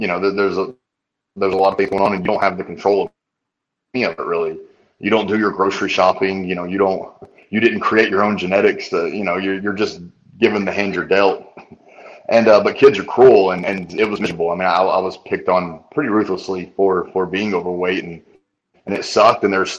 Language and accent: English; Tennessee, United States; born there; Yeah, I was born here.